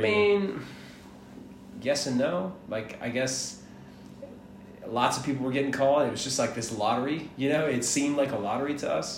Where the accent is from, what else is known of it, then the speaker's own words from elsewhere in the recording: Atlanta, Georgia, United States; also born or lived in Miami, Florida; I was born in Miami. I was raised in Atlanta